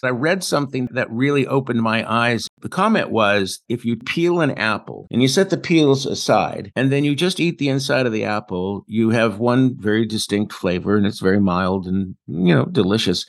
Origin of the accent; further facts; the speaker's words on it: Paso Robles, California, United States; I come from the Paso Robles region of California